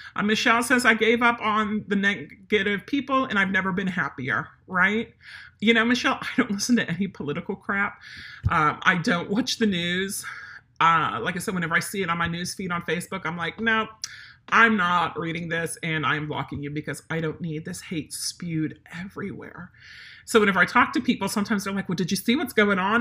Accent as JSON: {"language": "English", "region": "Pennsylvania", "country": "United States", "moved": "yes", "said": "we're not only German, but we're from Pennsylvania"}